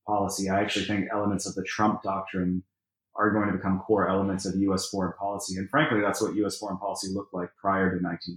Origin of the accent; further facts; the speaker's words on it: United States; growing up in the United States